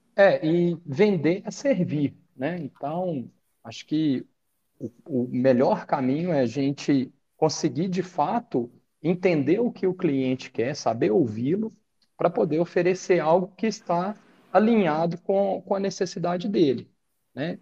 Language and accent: Portuguese; Minas Gerais, Brazil; nós somos mineiros